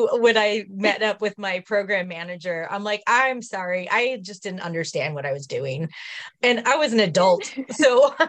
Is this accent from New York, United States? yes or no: no; California, United States; now in East Coast, United States; I am on the East Coast now, but I grew up in California